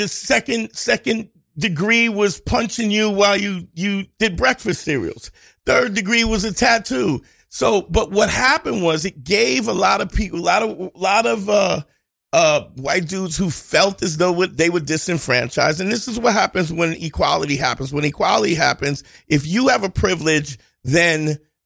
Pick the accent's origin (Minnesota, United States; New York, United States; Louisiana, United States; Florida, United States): New York, United States; New York City; I grew up in Crown Heights in the 80s.